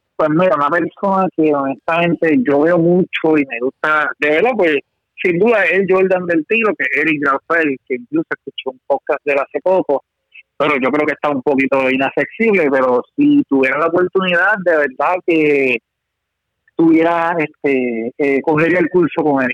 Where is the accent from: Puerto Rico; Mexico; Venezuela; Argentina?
Puerto Rico; a mi gente, a mi pueblo, a mi nación, Puerto Rico